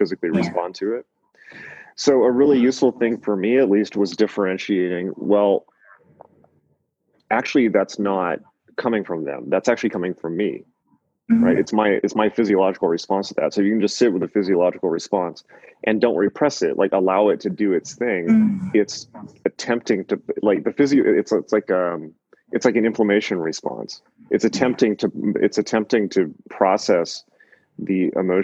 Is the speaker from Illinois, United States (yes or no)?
no; Southern California, United States; moved away as an adult; also born or lived in New York; I'm from Southern California, so I'm a softie. So I just ended up back in Southern California after 7 years